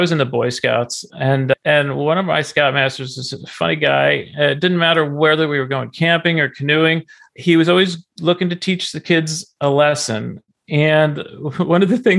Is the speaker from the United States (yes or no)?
yes; Garwood, New Jersey, United States; I grew up in New Jersey in a small town named Garwood.